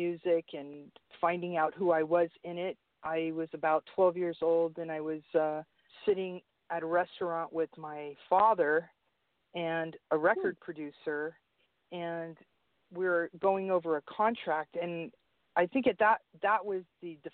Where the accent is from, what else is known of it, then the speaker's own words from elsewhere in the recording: San Francisco, California, United States; I grew up in the Mission in San Francisco